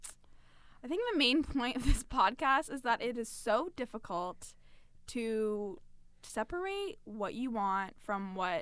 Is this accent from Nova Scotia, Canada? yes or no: no; London, Ontario, Canada; first language English; We're both from London.